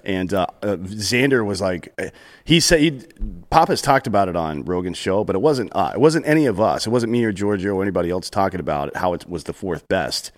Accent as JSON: {"language": "English", "region": "South Carolina", "country": "United States", "tie": "born or raised there", "moved": "yes", "said": "I grew up in South Carolina"}